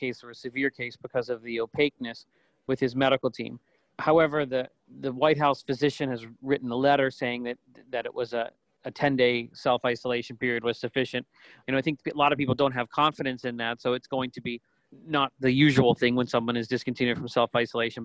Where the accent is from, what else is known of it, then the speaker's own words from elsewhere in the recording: Pittsburgh, Pennsylvania, United States; my hometown in Pittsburgh